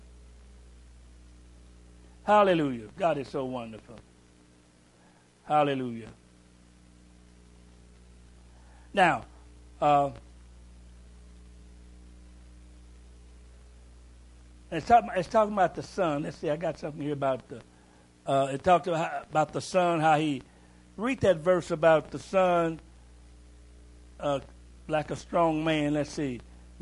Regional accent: Kentucky, United States; I'm from Kentucky

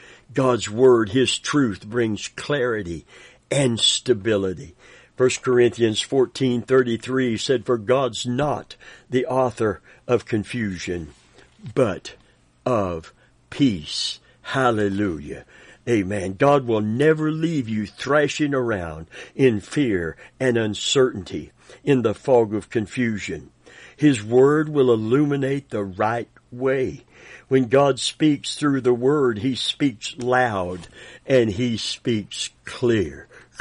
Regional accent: Grand Rapids, Michigan, United States; I was born and raised in Grand Rapids, Michigan. I have incredible parents and 7 brothers and sisters.

